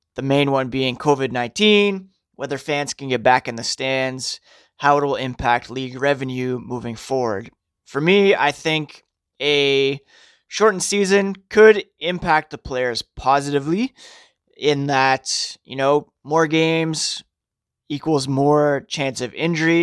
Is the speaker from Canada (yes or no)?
yes; Ottawa, Ontario, Canada; I grew up in Ottawa